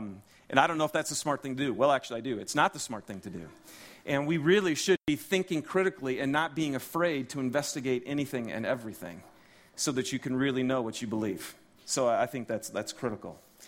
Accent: Detroit, Michigan, United States; I'm from Detroit originally, and we have some video footage of some of the religious leaders in the Detroit community that we had done with my church back there

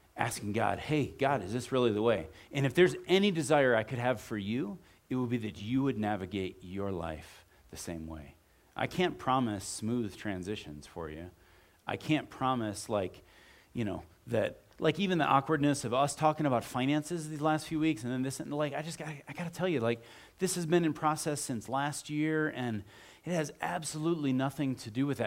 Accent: Midwest, United States; moved away; I grew up in the Midwest, and so we're gonna move into Cleveland, Ohio

